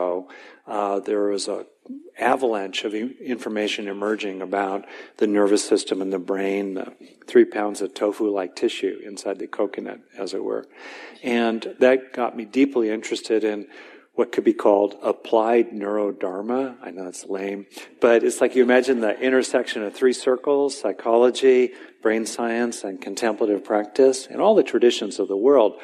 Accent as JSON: {"language": "English", "town": "West Covina", "region": "California", "country": "United States", "tie": "born or raised there", "said": "I grew up in Southern California, mainly in a decent, nurturing, basic family in the suburbs of LA in West Covina"}